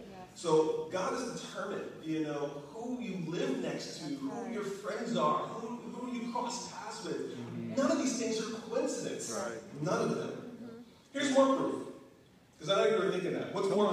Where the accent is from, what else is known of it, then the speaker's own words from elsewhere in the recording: Kentucky, United States; moved away; You know, for me, I'm a country boy. You probably can't tell. As soon as I moved away from Kentucky, I got rid of my accent. But I was born and raised in Kentucky.